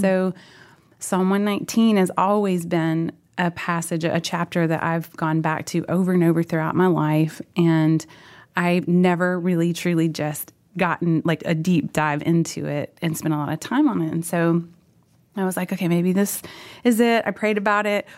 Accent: Oklahoma, United States; moved away; also born or lived in Fort Worth, Texas; We went back to Oklahoma, and my parents have been there up until last summer

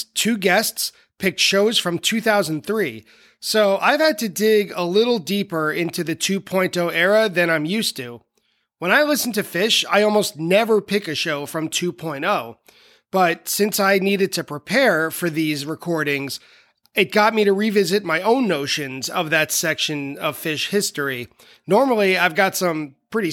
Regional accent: Long Island, New York, United States; moved away as an adult; also born or lived in Buffalo; I was from Long Island

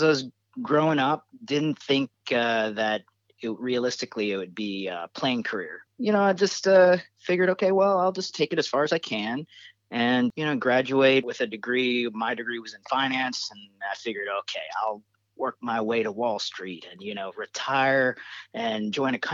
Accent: Cincinnati, Ohio, United States; moved away as an adult; now in Maui, United States; Cincinnati, Ohio, which is where I grew up.

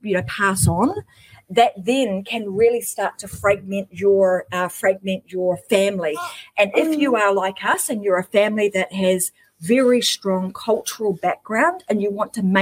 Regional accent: New Zealand; now in Queensland, Australia; I am originally from New Zealand

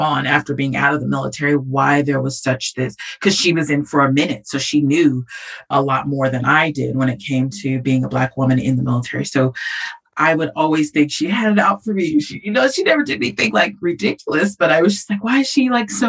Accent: California, United States; moved away as an adult; I'm from California

